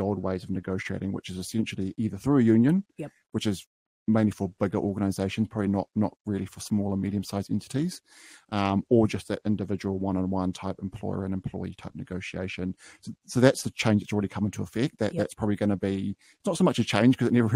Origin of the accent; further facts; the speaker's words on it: New Zealand; I was come from Bay of Plenty, Waikato region, so dealing with a lot of small and medium-sized businesses there in my hometowns